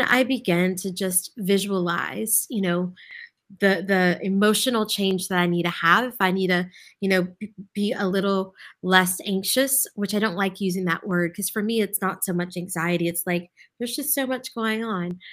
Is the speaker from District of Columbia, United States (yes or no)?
no; Lafayette, Louisiana, United States; I grew up in Lafayette